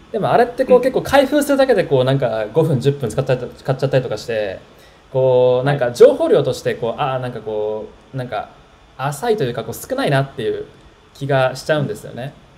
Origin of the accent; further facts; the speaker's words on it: Tokyo, Japan; 僕は、あの、東京出身の人なんで